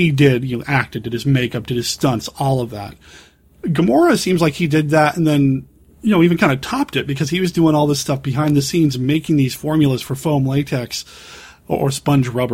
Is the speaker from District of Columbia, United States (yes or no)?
no; Cheyenne, Wyoming, United States; I grew up in Cheyenne, Wyoming.